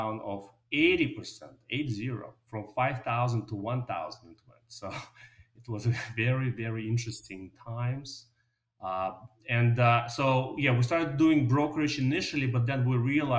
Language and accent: English; Moscow, Russia; moved away; also born or lived in New York City, United States; I was born in Moscow, Russia, and I came to New York with my parents. I went to a very normal public high school in New York City